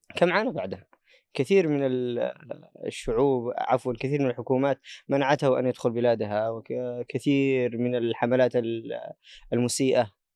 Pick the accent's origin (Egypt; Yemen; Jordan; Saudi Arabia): Yemen; عندنا في اليمن